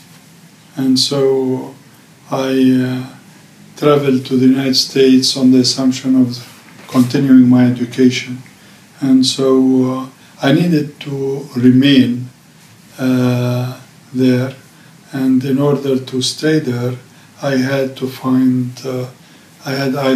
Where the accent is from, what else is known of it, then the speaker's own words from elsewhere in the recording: Jerusalem, Palestine; also born or lived in Egypt / Lebanon; I was born in Jerusalem back in 1946, 2 years before the Palestinian Nakba in 1948. And I was born here in Talbiya, not far away from here.